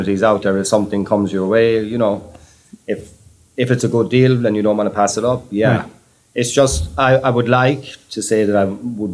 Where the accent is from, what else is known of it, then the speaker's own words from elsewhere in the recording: Ireland; moved away as an adult; now in New York City, United States; when I was growing up in Ireland